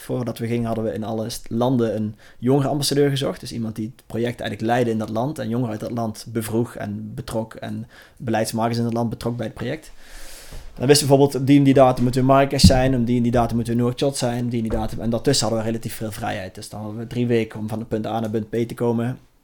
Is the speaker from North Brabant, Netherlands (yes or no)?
yes; Langenboom, North Brabant, Netherlands; ik kom dus uit Larenboom